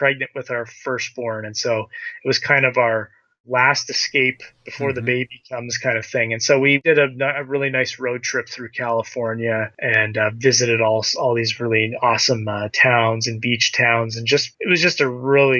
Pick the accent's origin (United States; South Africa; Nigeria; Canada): Canada; Being a Canadian kid growing up